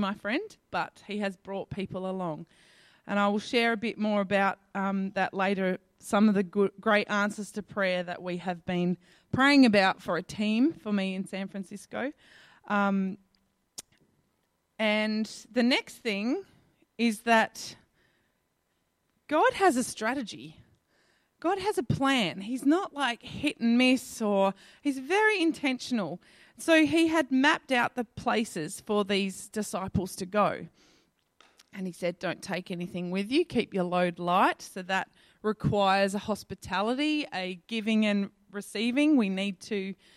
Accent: Adelaide, South Australia, Australia; moved away as an adult; I'm a girl from Adelaide

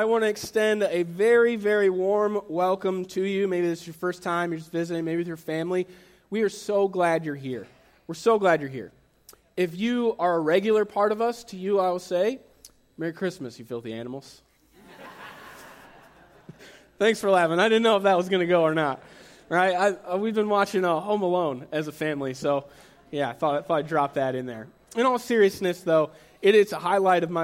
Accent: United States; moved away as an adult; also born or lived in Cleveland, Ohio; now in Henry County, United States; I grew up in Fulton County

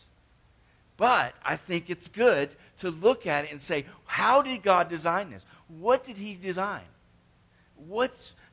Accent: Atlanta, Georgia, United States; I was growing up in Atlanta

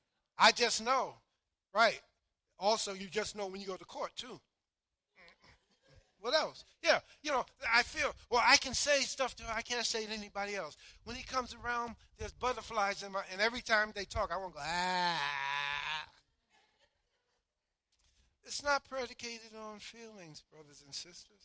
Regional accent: New York City, New York, United States; I grew up in Harlem, New York

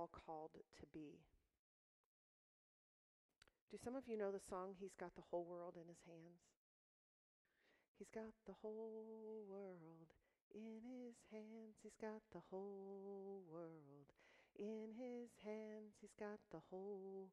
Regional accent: Stark County, Ohio, United States; now in Macedonia, United States; I'm a local girl. I grew up in Simpson United Methodist Church on Middle Branch Road. We lived right across the street, went to Glen Oak High School, and so Stark County is my home.

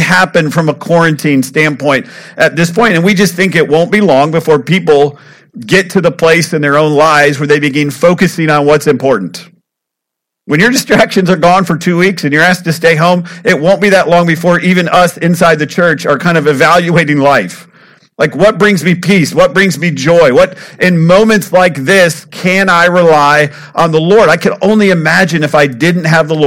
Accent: United States; I'm from Polk County

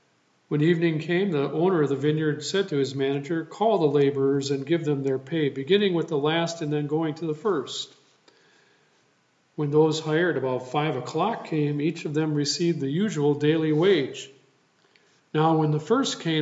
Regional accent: Sand Creek, Wisconsin, United States; moved away; I returned to my hometown of Sand Creek and my home church, New Hope Lutheran Church

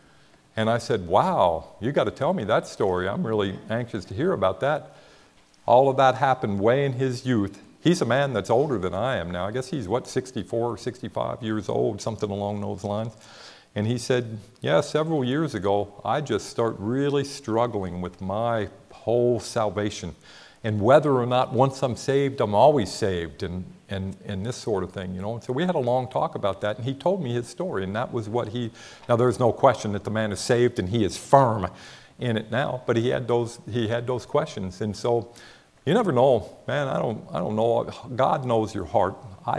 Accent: Ohio, United States; now in Texas, United States; I'm from Ohio.

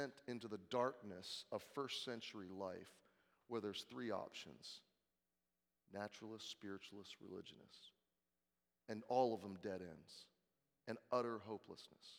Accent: United States; as an American

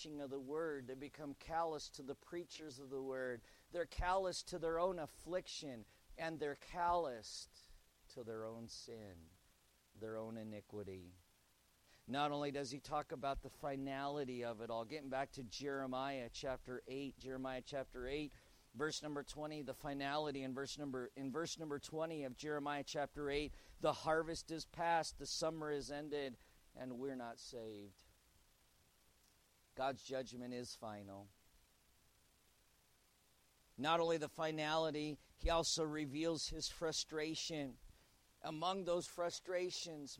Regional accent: United States; As an American

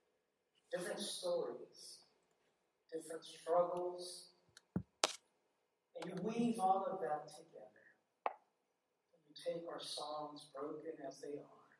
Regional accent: Worcester, Massachusetts, United States; moved away; also born or lived in Southern California; I grew up in the cold winters in Worcester, learning how to root for the Red Sox

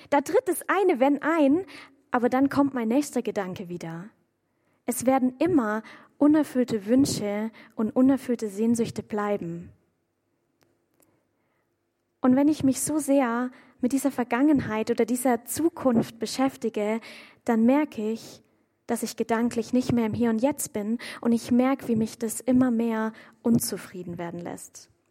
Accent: Waldbronn, Baden-Württemberg, Germany; komme ich ursprünglich aus Waldbronn, auch ein bisschen kleinerer Ort. Und meine Eltern, die wohnen dort direkt am Feldrand. Und als ich noch zu Hause gewohnt habe, da hatte ich aus meinem Zimmerfenster einen Blick direkt auf Kuhweiden.

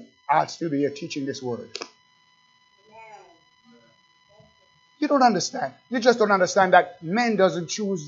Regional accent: Jamaica; accent: Jamaican; That's my Jamaican accent

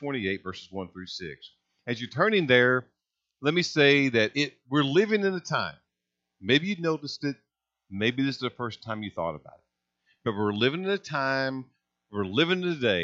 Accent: Hazleton, Indiana, United States; I grew up in Hazleton, Indiana. I mean, it's a little river town, northern part of Gibson County

